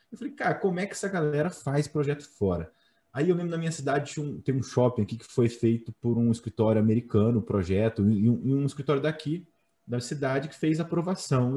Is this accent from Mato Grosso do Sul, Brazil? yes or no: yes; Campo Grande, Mato Grosso do Sul, Brazil; Sou de Campo Grande, cara, Mato Grosso do Sul.